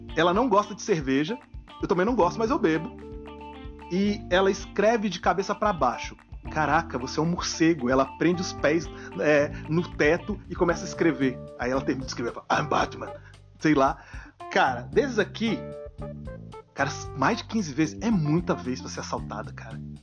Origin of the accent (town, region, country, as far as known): Brasília, Federal District, Brazil; born or raised there; moved away